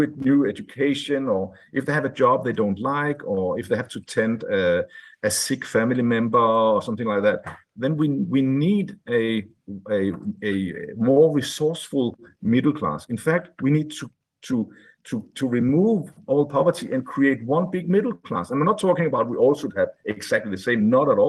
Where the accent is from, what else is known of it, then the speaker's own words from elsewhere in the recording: Denmark; I was born in Denmark, a wonderful country, wonderful democracy